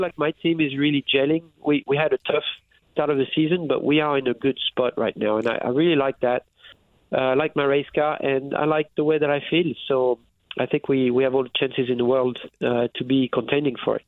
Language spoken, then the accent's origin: English; France; moved away as an adult; I was raised in France